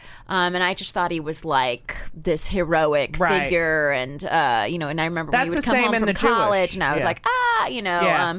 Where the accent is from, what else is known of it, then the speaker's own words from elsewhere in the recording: Palm Springs, California, United States; also born or lived in New Haven; Even though I grew up in Palm Springs, but we were born in the same hospital in New Haven.